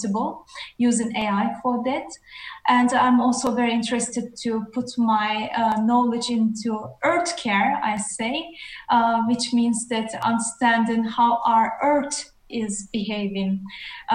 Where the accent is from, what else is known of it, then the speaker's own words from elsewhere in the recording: Netherlands; now in Sweden; I'm from the Netherlands, currently in Sweden